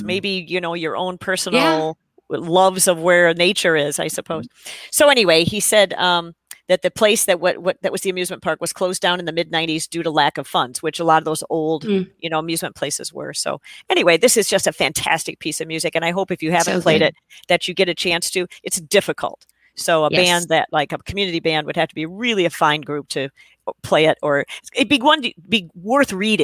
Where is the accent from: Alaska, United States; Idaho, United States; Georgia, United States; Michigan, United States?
Michigan, United States; growing up in Michigan, where we have the dunes